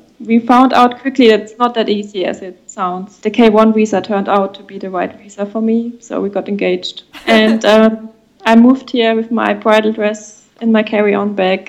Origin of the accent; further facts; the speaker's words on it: Rhineland-Palatinate, Germany; English is a second language; moved away as an adult; also born or lived in Berlin, Germany; now in Charleston, United States; I'm from the south. I don't know if you heard of Rheinland-Pfalz, the Rhine area.